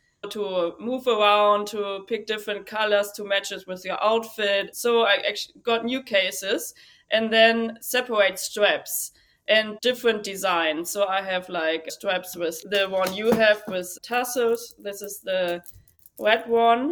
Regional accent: Germany; English is a second language; moved away as an adult; now in United States; I'm from Germany

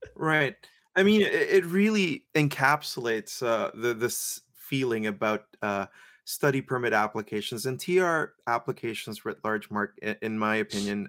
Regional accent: Philippines; I'm Filipino

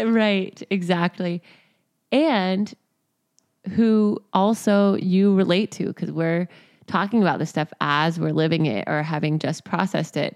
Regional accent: Texas, United States; now in Venice, Los Angeles, United States; I grew up in Texas

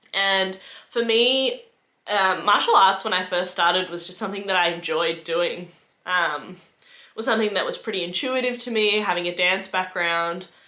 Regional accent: Geelong, Victoria, Australia; moved away as an adult; now in Melbourne, Australia; I moved to Melbourne for that job. I'm originally from Geelong.

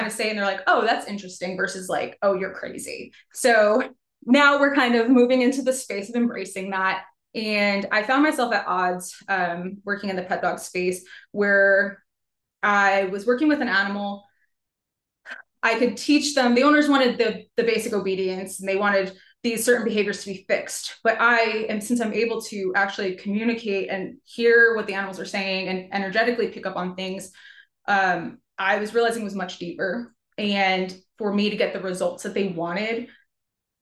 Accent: New York, United States; moved away as an adult; also born or lived in New Jersey; now in Georgia, United States; I'm from New York, but I'm now a Georgia transplant. Moved down here in 2018

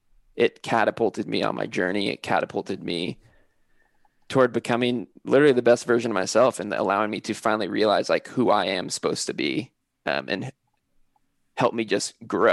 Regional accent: California, United States; because I moved from Northern California and I went to college by myself, I didn't know anyone there.

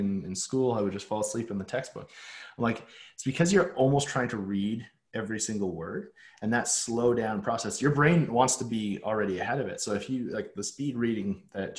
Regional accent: Calgary, Alberta, Canada; growing up in Calgary

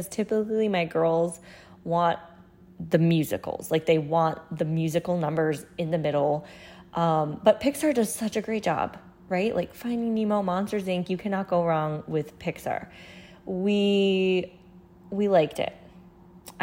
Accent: New England, United States; growing up in New England

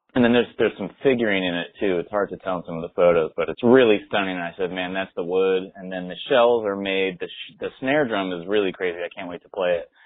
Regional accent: Connecticut, United States; also born or lived in San Francisco, California; grew up my whole life basically where I live now. I bought a house, a town, one town away from where I grew up uh, in Connecticut

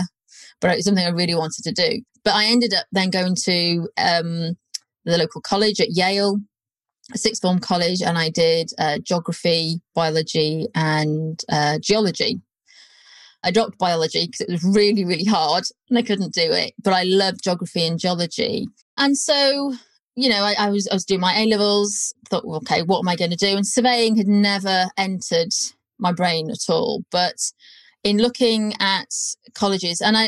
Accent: North Wales, United Kingdom; moved away; I'm from North Wales, which is very different. I do sound like I'm from South Wales when I've had a couple

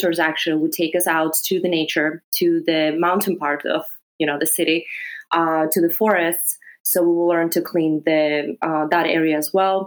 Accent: Greece; English is a second language; moved away as an adult; also born or lived in Serbia / Belgrade, Serbia; now in New York City, United States; I'm originally from Serbia. Mm-hmm. I was born in Serbia. I grew up in Greece, though, so I spent half of my life in Greece.

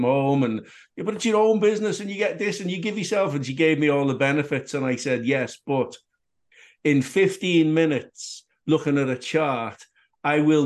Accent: Liverpool, North West England, United Kingdom; I grew up in Liverpool.

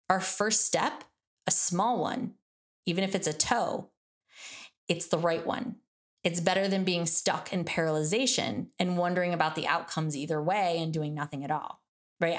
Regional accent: Michigan, United States; I'm from Michigan, that's like we pretty much learn how to drive on ice.

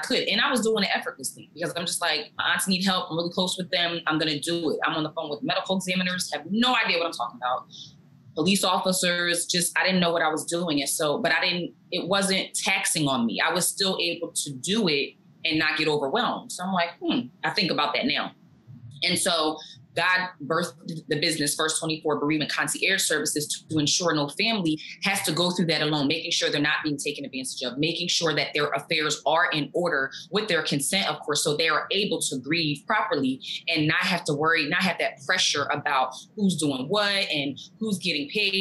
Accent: New Jersey, United States; also born or lived in Maryland; I'm from Jersey. I'm a native of Jersey. I was born here, still live here.

